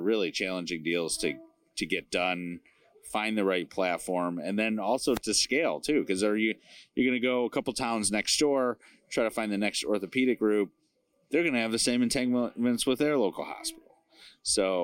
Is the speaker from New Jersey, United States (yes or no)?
no; Chicago, Illinois, United States; I'm from Chicagoland